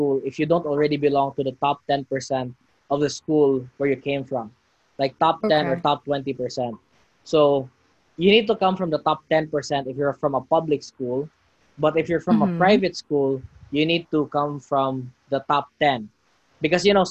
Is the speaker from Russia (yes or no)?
no; Cebu City, Central Visayas, Philippines; we both grew up in the Philippines